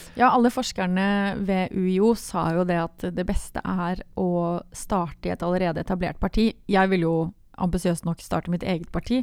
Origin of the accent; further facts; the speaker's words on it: Grimstad, Agder, Norway; jeg er fra Grimstad. Det er viktig å få fram. Yeah. Fra Homborsund, et bitte lite sted.